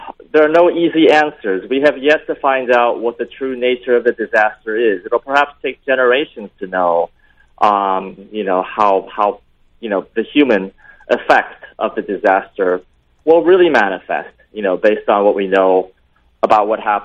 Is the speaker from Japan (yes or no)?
yes; Tokyo, Japan; I was born and raised in Tokyo